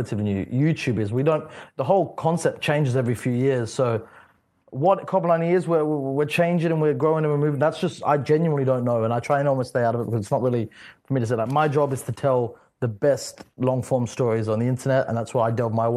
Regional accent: Australia; I'm from Australia

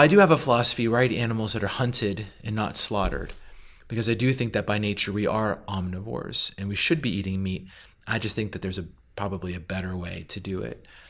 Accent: Western Pennsylvania, United States; moved away; also born or lived in Boulder, Colorado; I grew up in a small kind of mining, logging community in Western P A, and it was very rural

